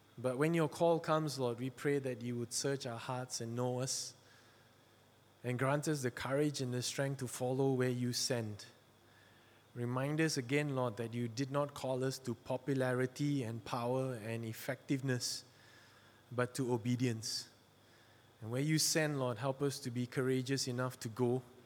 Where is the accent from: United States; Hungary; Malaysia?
Malaysia; I'm from Malaysia. I'm a Chinese from Malaysia